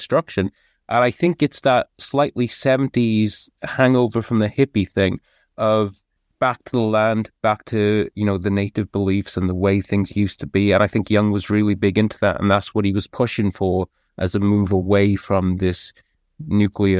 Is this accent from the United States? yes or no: no; United Kingdom; I'm British